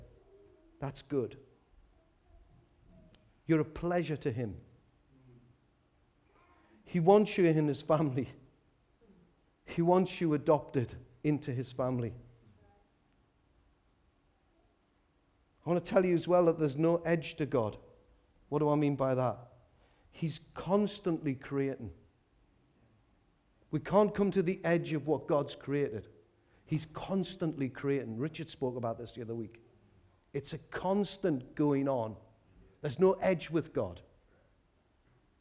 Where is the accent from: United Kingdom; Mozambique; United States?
United Kingdom; Newcastle upon Tyne, North East England; I was from Walker